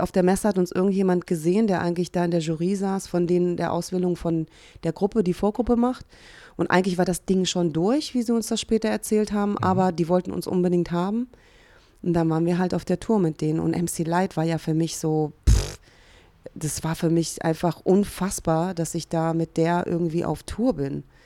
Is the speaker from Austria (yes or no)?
no; Hungary; also born or lived in Cologne, Germany; now in Berlin, Germany; komme ja auch gebürtig aus Ungarn